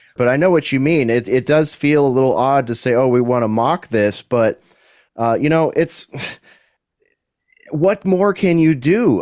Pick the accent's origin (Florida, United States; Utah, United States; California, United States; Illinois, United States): California, United States; also born or lived in Central Texas; now in Texas, United States; Haven't seen my home state in eight years